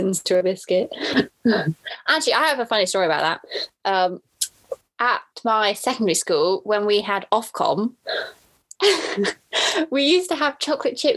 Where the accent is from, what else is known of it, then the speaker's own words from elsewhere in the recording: Cirencester, South West England, United Kingdom; also born or lived in Cheltenham; Cirencester, can I say my hometown?